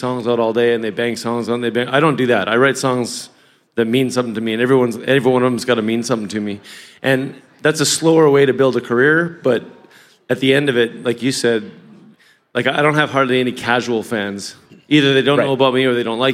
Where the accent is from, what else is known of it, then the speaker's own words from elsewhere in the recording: Southern Alberta, Canada; Southern Alberta